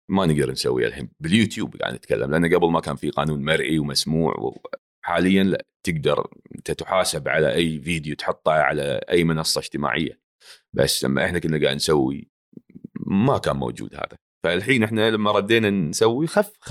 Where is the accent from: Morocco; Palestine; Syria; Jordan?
Palestine; now in Kuwait; وبتكلم فلسطيني باللايف وبفتح بالانستغرام وبحكي مع الناس زلماوي عشان يفهموا انه انا فلسطيني يعني فيش حدا بيعرف انه انا يعني بس هاي لهجه الكويت خلاص انت تعودت وقاعد هون بتحكي مع الناس حتى بالبيت تتكلم كويتي